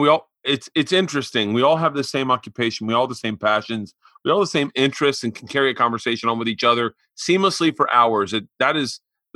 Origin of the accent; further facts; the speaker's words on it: Florida, United States; I grew up in Florida